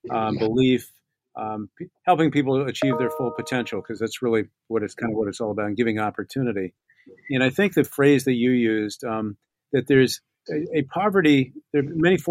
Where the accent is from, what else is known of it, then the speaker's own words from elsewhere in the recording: Newport, United States; I grew up in Newport.